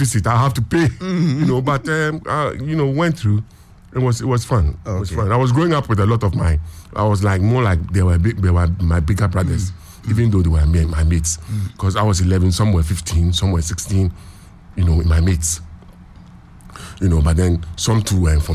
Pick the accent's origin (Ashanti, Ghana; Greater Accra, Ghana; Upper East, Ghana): Greater Accra, Ghana; Accra; I was a child just growing up in Accra.